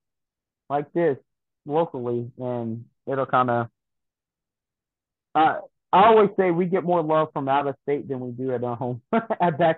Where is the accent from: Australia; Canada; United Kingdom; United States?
United States; Jessup; Jessup, my hometown